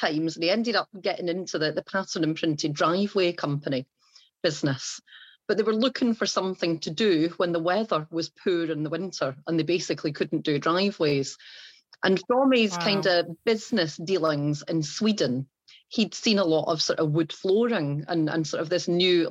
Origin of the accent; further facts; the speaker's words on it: England, United Kingdom; also born or lived in Ayrshire, Scotland; now in Wrexham, United Kingdom; as you will tell from the accent, I am originally from Ayrshire in Scotland, although I have grown up most of my time down in England.